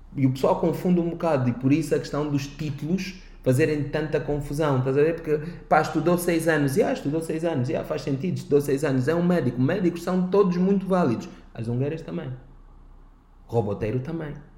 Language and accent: Portuguese; Angola; como jovens, como angolanos